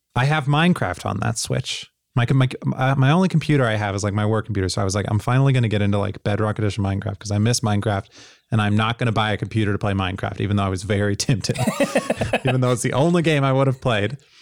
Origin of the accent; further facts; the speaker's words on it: Tennessee, United States; I grew up in Tennessee